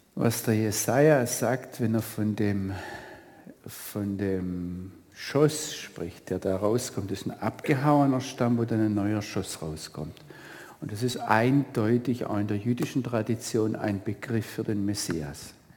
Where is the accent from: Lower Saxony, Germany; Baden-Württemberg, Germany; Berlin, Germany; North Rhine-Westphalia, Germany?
Baden-Württemberg, Germany; Northern Black Forest; ich komme ja aus dem Nordschwarzwald